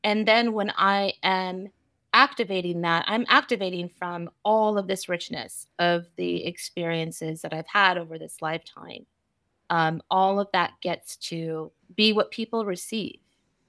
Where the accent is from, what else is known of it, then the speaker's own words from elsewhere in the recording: California, United States; So really building myself outside of my hometown, essentially, which I think was pivotal for me coming from a small Central Valley town.